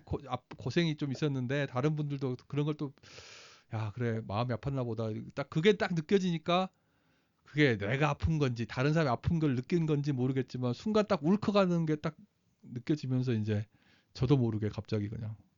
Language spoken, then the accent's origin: Korean; South Korea; moved away as an adult; now in United States; 어나저 사우트 코리아에서 왔어